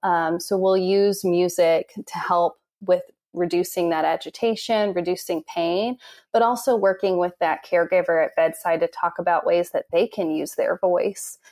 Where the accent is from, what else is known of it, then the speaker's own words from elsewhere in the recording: Noblesville, Indiana, United States; moved away as an adult; now in Nashville, United States; I'm from Noblesville, Indiana, originally